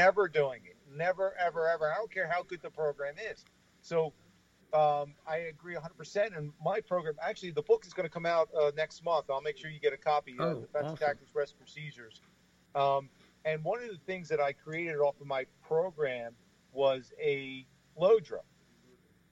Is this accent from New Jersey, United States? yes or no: yes; Atlantic City, New Jersey, United States; I was born and raised in Atlantic City. You know, I graduated from Atlantic City High School